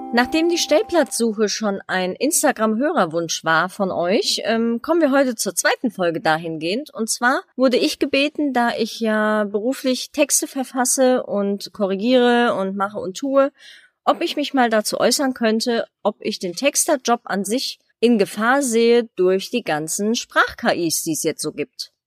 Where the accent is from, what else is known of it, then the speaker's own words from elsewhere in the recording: Germany; für mich als Deutsche